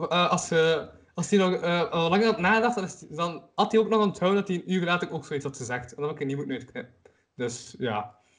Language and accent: Dutch; Kortrijk, Flanders, Belgium; omdat ik van Kortrijk ben.